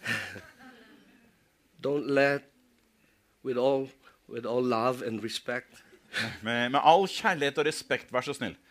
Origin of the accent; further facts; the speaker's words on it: Philippines; Og jeg lar ikke det at jeg er filippiner, få lov til å forme meg og danne og begrense meg.